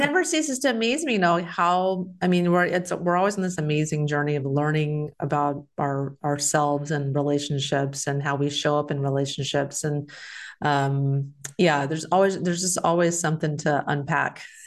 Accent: Texas, United States; moved away; I'm from Texas

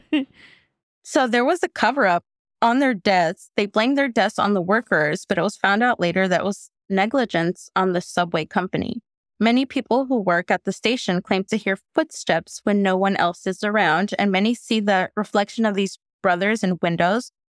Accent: the Bay Area, California, United States; growing up in the Bay.

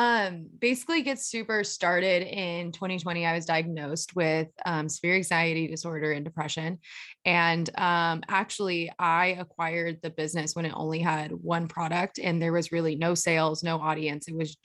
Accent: Alpine, California, United States; So I was born and raised out in Eastern San Diego. So I was out in Alpine, which is like the mountains of San Diego.

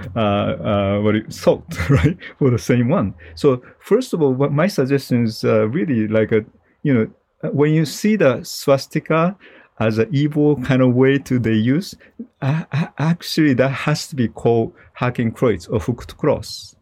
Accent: Japan; moved away; I'm originally from Japan

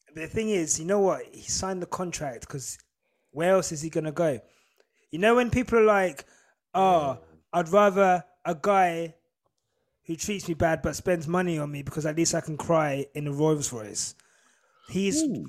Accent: St Albans, East of England, United Kingdom; I grew up in St Albans

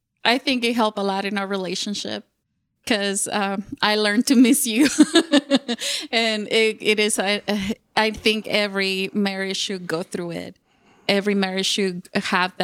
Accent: Monterrey, Nuevo León, Mexico; English is a second language; now in California, United States; I was originally born and raised in Mexico, northeast Monterrey, Nuevo León.

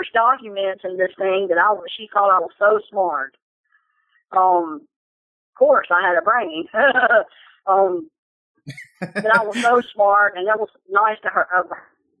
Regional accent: Westboro, Louisiana, United States; I'm from Westboro, Louisiana

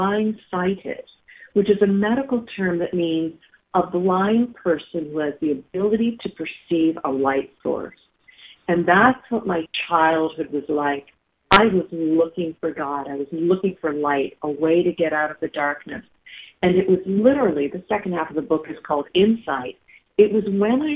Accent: Bedford, Pennsylvania, United States; moved away; my hometown is in Bedford, Pennsylvania

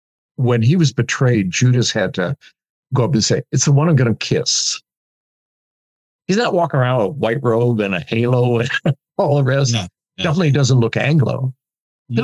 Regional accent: Midwest, United States; I'm a Midwesterner, and I'm raised on individualism

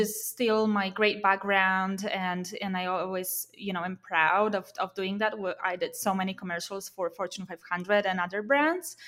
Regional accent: Poland; moved away as an adult; also born or lived in Warsaw, Poland; now in Silicon Valley, United States; I moved from my hometown to Warsaw, you know, in Poland, to the capital of Poland

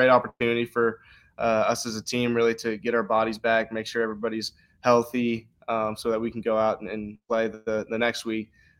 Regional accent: Texas, United States

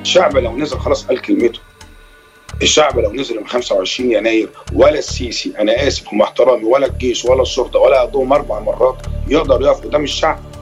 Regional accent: Egypt

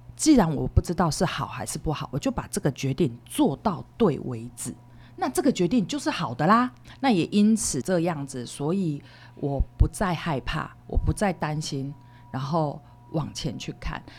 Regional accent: Hualien County, Taiwan; 因为我是花莲人，我们旁边就是附近就是慈济

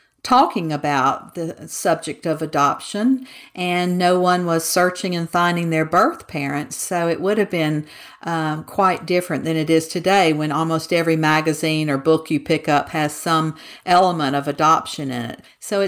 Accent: Mississippi, United States; moved away as an adult; now in Texas, United States; I'm a Southerner, and I grew up in Mississippi and spent 62 years there to now be buried in Texas.

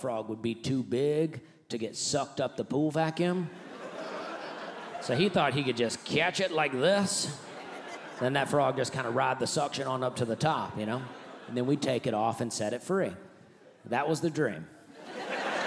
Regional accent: Alabama, United States; I grew up in Alabama. That's where I'm from.

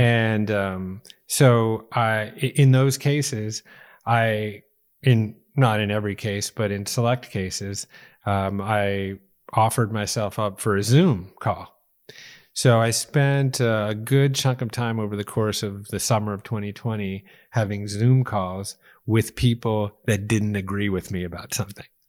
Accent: Chicago, Illinois, United States; I was born in Chicago, too.

